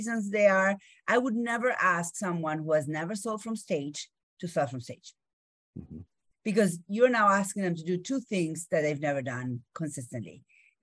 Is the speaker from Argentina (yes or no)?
yes; Argentina; English is a second language; moved away; I grew up in Argentina